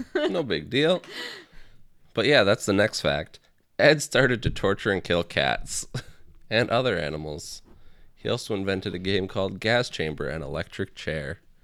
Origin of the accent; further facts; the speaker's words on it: Canada; I'm from Canada